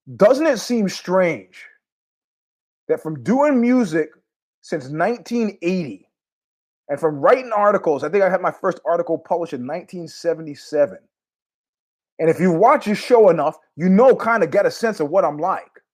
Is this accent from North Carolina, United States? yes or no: no; New York, United States; moved away as an adult; We're from New York.